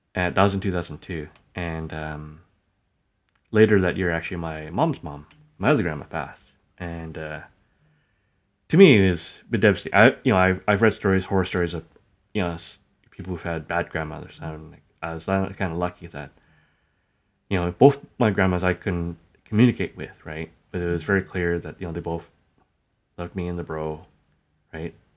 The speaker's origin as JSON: {"language": "English", "country": "Canada", "tie": "born or raised there", "said": "I call it back home, even though, like, I was born in Canada."}